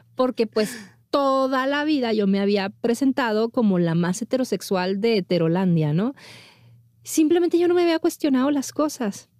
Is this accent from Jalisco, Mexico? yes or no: no; Monterrey, Nuevo León, Mexico; moved away as an adult; now in Mexico City, Mexico; como niña bien de Monterrey